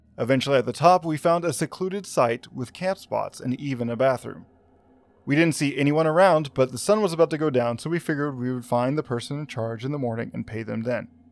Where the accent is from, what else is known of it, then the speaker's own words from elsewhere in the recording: Arkansas, United States; my home state of Arkansas